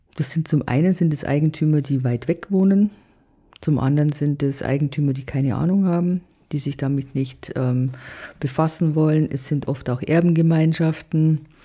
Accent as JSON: {"language": "German", "country": "Germany", "said": "bei uns in Deutschland"}